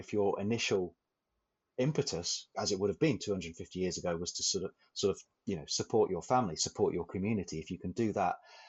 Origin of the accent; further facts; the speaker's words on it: England, United Kingdom; now in Shetland, United Kingdom; as an incomer to the Shetland Islands, as an Englishman, as an incomer to the Shetland Islands.